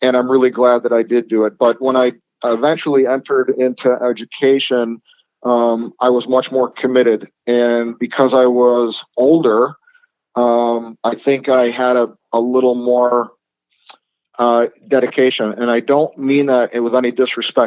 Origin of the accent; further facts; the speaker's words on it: Rochester, New York, United States; moved away as an adult; also born or lived in Las Vegas; I'm originally from Rochester, so was my wife. So we moved back to Rochester to start a family